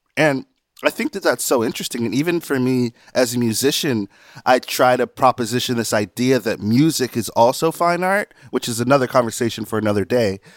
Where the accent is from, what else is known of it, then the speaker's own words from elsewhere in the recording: South Carolina, United States; I'm from South Carolina